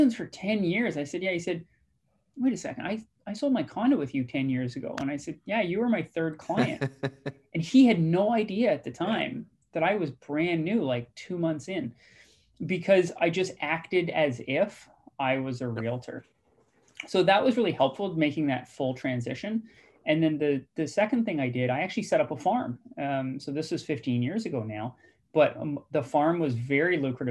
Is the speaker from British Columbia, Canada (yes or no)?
yes; British Columbia, Canada; also born or lived in Guelph, Ontario / Nova Scotia; who we are as British Columbians.